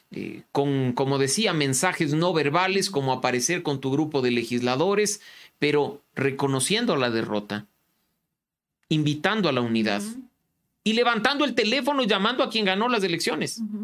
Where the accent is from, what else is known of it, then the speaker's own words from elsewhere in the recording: Ecuador; reconocernos como ecuatorianos